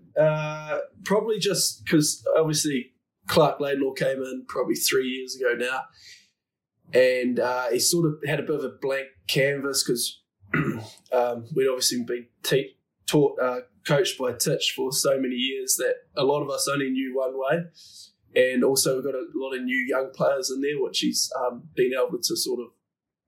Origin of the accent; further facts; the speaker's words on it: New Zealand; moved away; I was growing up in the New Zealand culture